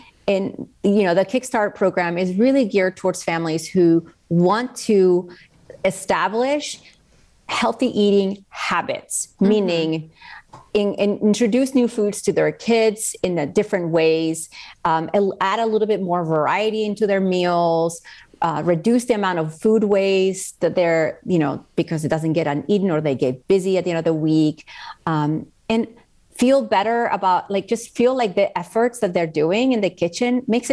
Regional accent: Spain; moved away; I grew up in Spain

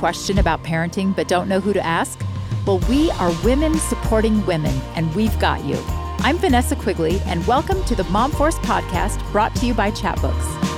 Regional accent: Florida, United States; moved away as an adult; now in Utah, United States; I'm from Florida originally

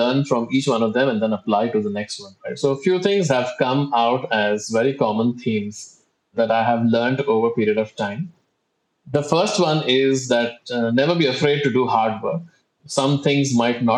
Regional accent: India; moved away as an adult; now in Singapore; I'm originally from India, but I've been based in Singapore for the last 15 years now.

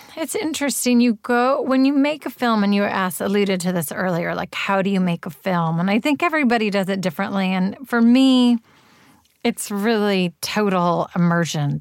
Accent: Berkeley, California, United States; I grew up in Berkeley and I went to Berkeley Public Schools

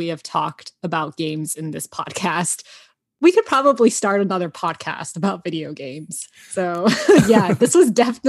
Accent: Georgia, United States; moved away as an adult; also born or lived in New York; now in Los Angeles, United States; I'm from Georgia, and then I went to school in New York, and then I moved to LA, and now I'm here.

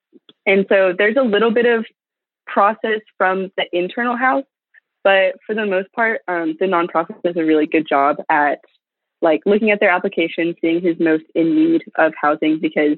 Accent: East Coast, United States; now in Texas, United States; I did not. No, I'm from the East Coast.

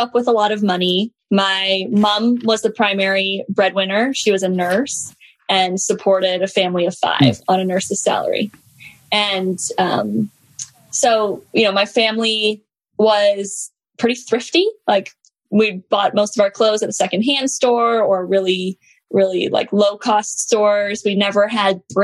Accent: Canada; I grew up in Canada

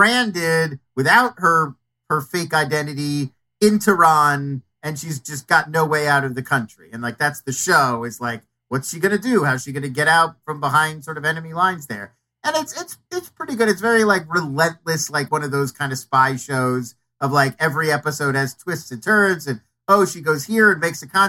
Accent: United States; as an American Jew

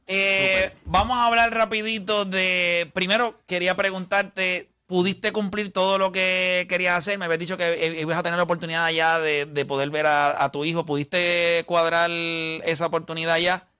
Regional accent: Puerto Rico; uno como puertorriqueño

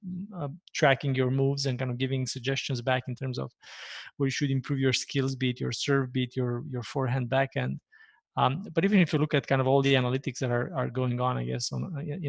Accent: Romania; moved away as an adult; now in Toronto, Canada; I hail from Romania, born and raised in Romania. Moved to Canada about 15 years ago.

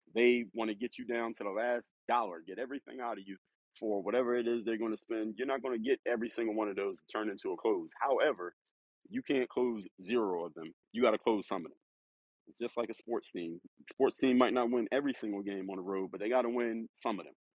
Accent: Philadelphia, Pennsylvania, United States; I'm actually from Philadelphia

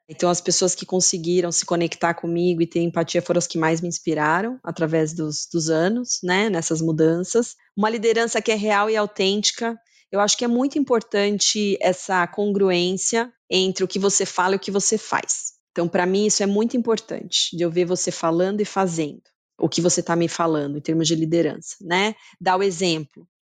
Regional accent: Brazil; moved away as an adult; also born or lived in São Paulo, Brazil / Germany / Switzerland / Mexico; now in Canada; como latina e brasileira

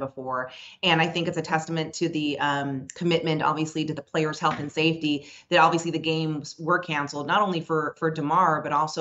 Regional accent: Las Vegas, Nevada, United States; I grew up in Las Vegas. I've lived here ever since I was 2 years old.

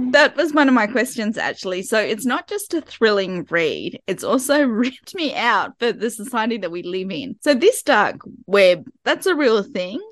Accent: Sydney, New South Wales, Australia; this is my hometown. Well, Sydney

